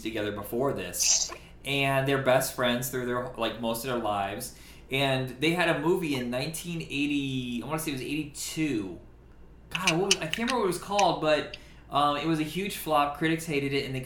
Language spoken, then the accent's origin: English; Indiana, United States; since I'm from Indiana